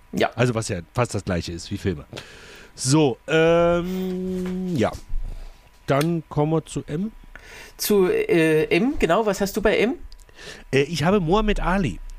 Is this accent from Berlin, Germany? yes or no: yes; Berlin, Germany; Ich bin ja aus Berlin